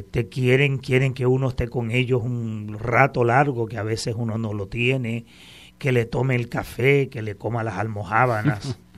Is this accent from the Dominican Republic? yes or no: no; Aguada, Puerto Rico; also born or lived in Cruces; yo soy un jíbaro de Aguada, he nacido en el barrio Cruces, de una familia de 15 hermanos, católicos prácticos de toda la vida, desde nacimiento.